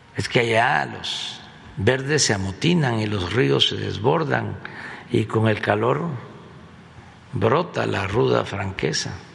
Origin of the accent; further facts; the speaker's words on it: Tepetitán, Tabasco, Mexico; estaba estudiando, dices 10 años, sí, el cuarto año, sí, en Tepetitán. Mi escuela se llama Marcos E. Becerra, un historiador, lingüista mm, tabasqueño chiapaneco de primera. Entonces, mi pueblo tenía la fortuna